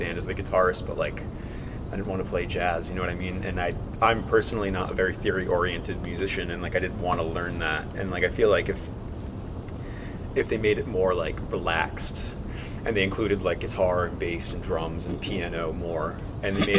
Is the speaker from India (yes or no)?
no; Fairhaven, Massachusetts, United States; also born or lived in New Bedford, Massachusetts; I was born in New Bedford, Mass. I'm from Fairhaven.